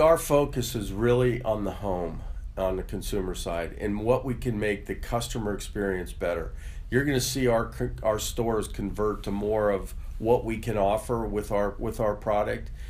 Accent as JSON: {"language": "English", "town": "Cincinnati", "region": "Ohio", "country": "United States", "tie": "born or raised there", "also_born_or_lived": "Mount Lookout / Symmes Township", "said": "I've basically grew up in Cincinnati. Great town to be raised"}